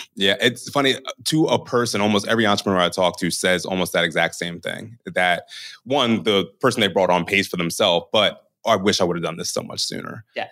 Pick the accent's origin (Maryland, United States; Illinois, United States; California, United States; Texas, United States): Maryland, United States; Baltimore; moved away as an adult; also born or lived in North Jersey; now in New York, United States; I'm originally from Baltimore